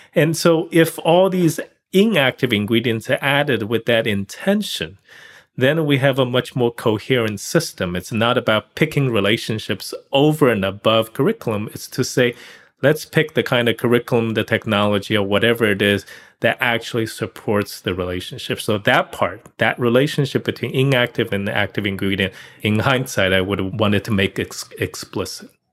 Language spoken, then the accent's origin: English; China; moved away as an adult; also born or lived in Pittsburgh, Pennsylvania; I grew up in China